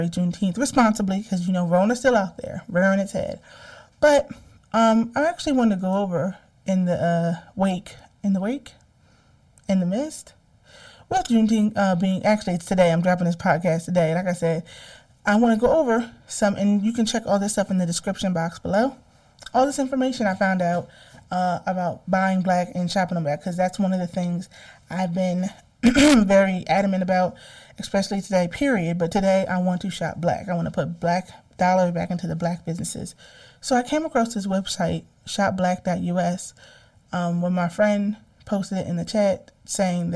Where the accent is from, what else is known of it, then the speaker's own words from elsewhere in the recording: New Jersey, United States; I am from Jersey